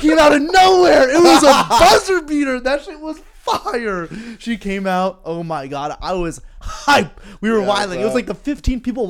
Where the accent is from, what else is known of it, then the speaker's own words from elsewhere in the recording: New Jersey, United States; We're both from New Jersey.